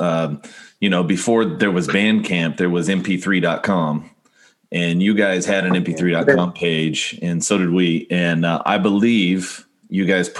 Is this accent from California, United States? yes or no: yes; Bakersfield, California, United States; I grew up in Bakersfield, California